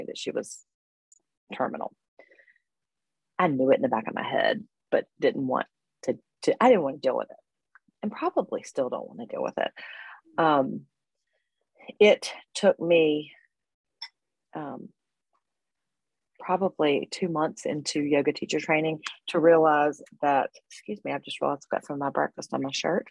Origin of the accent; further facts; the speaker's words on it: High Point, North Carolina, United States; I was born and raised in High Point, North Carolina. I live in the Piedmont. I still live here